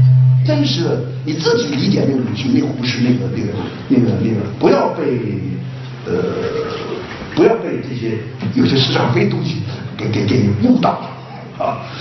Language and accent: Chinese; China; 别人最羡慕的就我们中国人这三个人